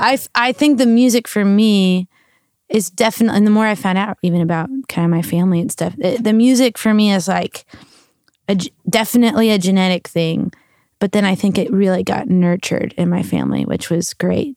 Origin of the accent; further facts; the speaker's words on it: New Braunfels, Texas, United States; moved away as an adult; also born or lived in South Carolina; now in Nashville, United States; I'm originally a Texan, so that's where I grew up in New Braunfels, Texas, which is in between Austin and San Antonio